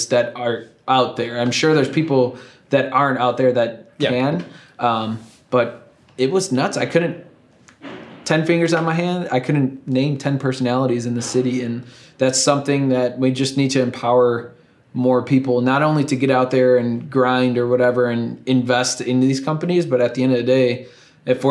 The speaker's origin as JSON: {"language": "English", "town": "Chicago", "region": "Illinois", "country": "United States", "moved": "yes", "said": "I'm from Chicago"}